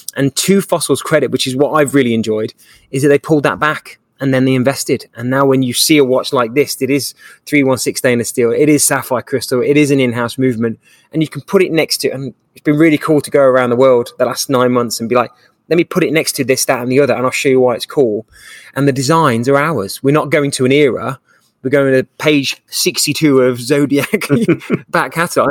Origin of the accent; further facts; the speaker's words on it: England, United Kingdom; now in Dallas, United States; I'm an English guy